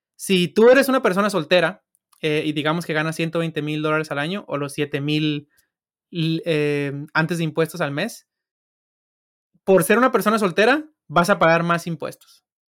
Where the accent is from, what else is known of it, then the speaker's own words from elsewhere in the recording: Sinaloa, Mexico; first language Spanish; yo soy de Sinaloa